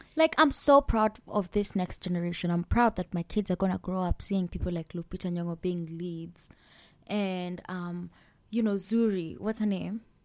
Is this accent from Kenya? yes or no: yes; Kenya; moved away; i'm from kenya